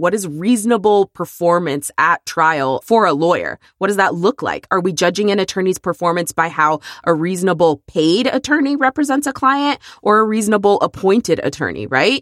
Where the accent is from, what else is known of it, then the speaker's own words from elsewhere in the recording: Texas, United States; it is my home state